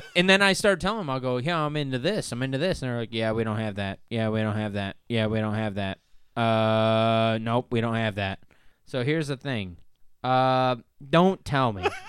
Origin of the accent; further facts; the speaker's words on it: Northern Ohio, United States; We're from Northern Ohio